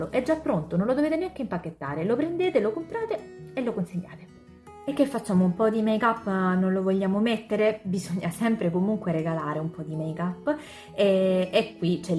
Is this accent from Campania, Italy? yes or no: no; Sicily, Italy; Per chi non lo sapesse, io sono siciliana.